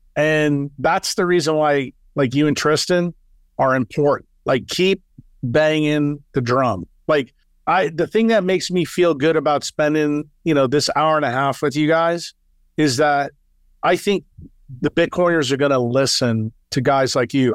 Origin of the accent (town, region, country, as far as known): United States; moved away as an adult; now in El Salvador